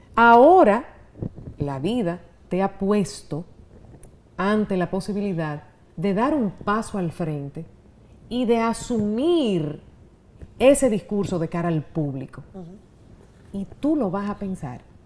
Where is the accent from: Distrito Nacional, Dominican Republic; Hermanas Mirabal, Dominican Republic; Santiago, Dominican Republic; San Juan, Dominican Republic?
Santiago, Dominican Republic; Gurabo; moved away; mi infancia en Gurabo, que lo disfruté tanto